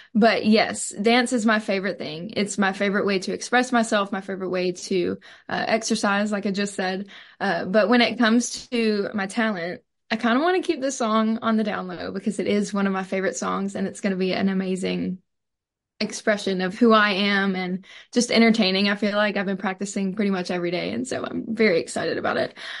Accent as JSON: {"language": "English", "town": "Purvis", "region": "Mississippi", "country": "United States", "said": "I'm from Purvis, Mississippi"}